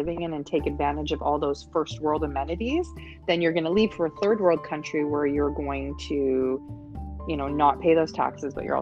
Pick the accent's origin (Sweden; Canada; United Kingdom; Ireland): Canada; moved away as an adult; now in Panama; being Canadian, our idea of vacationing is going somewhere warm and tropical, getting away from the snow. So number one, hands down for me coming from Canada is weather.